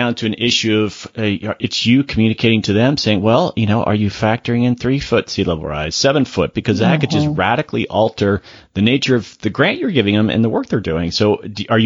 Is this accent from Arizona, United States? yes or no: no; Florida, United States; moved away; I'm from Florida originally